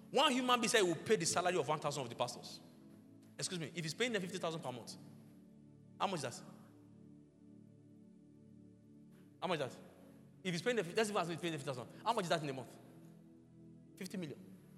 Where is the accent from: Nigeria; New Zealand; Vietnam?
Nigeria; Lagos; There was literally no house in Lagos. I grew up in Lagos.